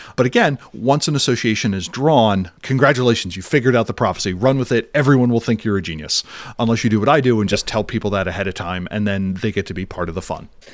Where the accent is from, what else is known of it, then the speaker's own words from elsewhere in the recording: Philadelphia, Pennsylvania, United States; as a Philadelphian